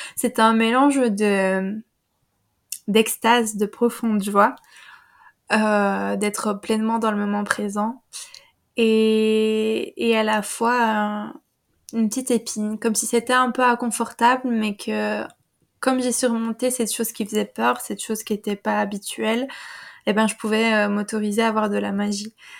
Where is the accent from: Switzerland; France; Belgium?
Belgium; Wallonia; je suis une compatriote belge. j'habite dans j'habite dans la région liégeoise